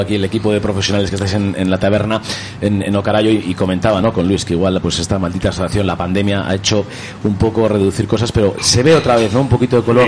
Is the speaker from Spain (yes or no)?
yes; Vitoria-Gasteiz, Basque Country, Spain; en mi tierra, en mi ciudad, en la capital de Euskadi